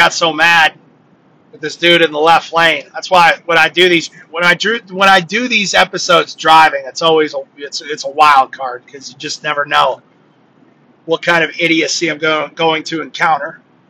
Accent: Connecticut, United States; I'm from Connecticut.

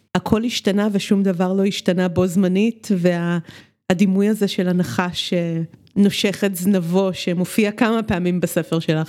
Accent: Romania; moved away; אני גדלתי בשנות ה-70 ברומניה

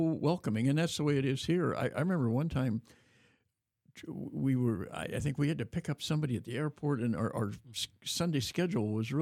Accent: Davis, California, United States; in my hometown of Davis, the Newman Center there is very active

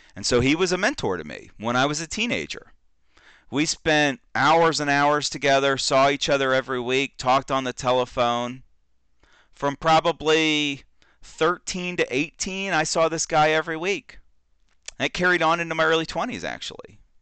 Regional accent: Orlando, Florida, United States; moved away; also born or lived in Texas; I grew up in Orlando, Florida.

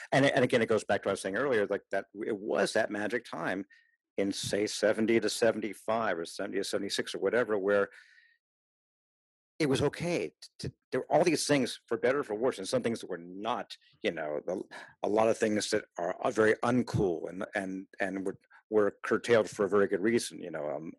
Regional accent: Los Angeles, California, United States; also born or lived in Davis, California; A kid born in a big city, born and raised in Los Angeles

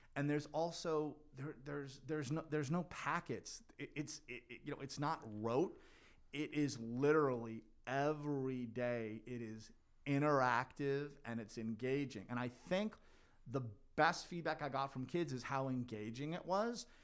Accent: North Hanover, Massachusetts, United States; now in Melrose, United States; I grew up in North Hanover.

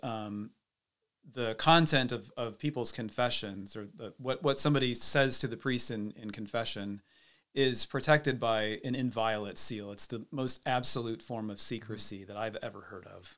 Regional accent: Cedar Rapids, Iowa, United States; I came from Cedar Rapids, so it's, it's kind of amazing to be back here in my hometown

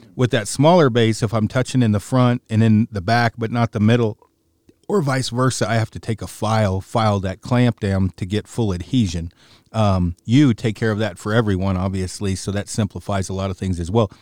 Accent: Oregon, United States; moved away; my hometown, sort of, state in Oregon

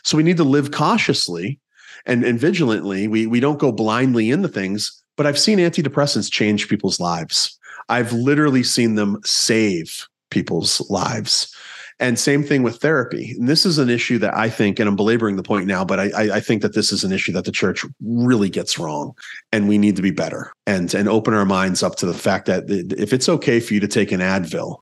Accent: East Coast, United States; moved away; I grew up on the East Coast.

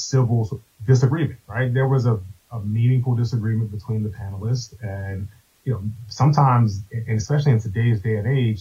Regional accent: Maryland, United States; moved away as an adult; now in Washington, D.C., United States; I grew up in Maryland, but started my career here in D.C. back in 2007

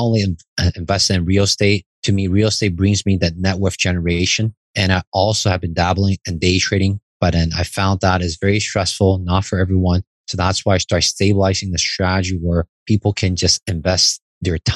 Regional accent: Taiwan; English is a second language; moved away as an adult; now in Toronto, Canada; I was born in Taiwan. I moved to Canada with a student visa at age of 18.

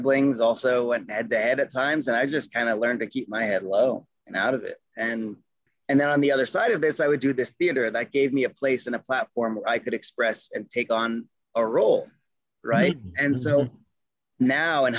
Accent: Adirondack Mountains, upstate New York, United States; moved away as an adult; also born or lived in Duino, Italy; now in Nederland, Colorado, United States; I was born just outside of New York City, but I didn't have any meaningful experiences there as a kid. We moved when I was about 2 years old to the Adirondack Mountains. That's in upstate New York.

